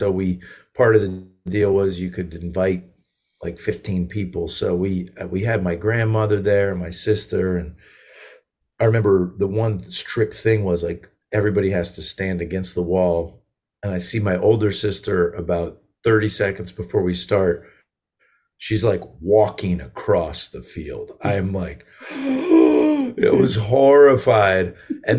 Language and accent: English; Connecticut, United States; also born or lived in Massachusetts; Yeah, I grew up in Connecticut